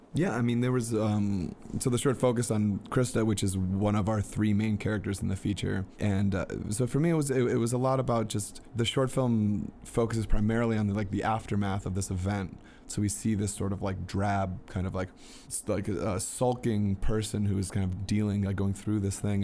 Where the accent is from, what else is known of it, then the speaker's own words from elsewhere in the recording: Peachtree City, Georgia, United States; my hometown in, in Petrie City, Georgia